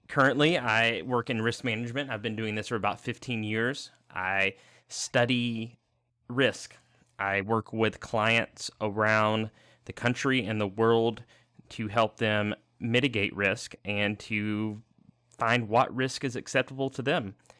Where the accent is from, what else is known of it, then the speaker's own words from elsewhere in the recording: the South, United States; Growing up in the South and relatively lower middle class, county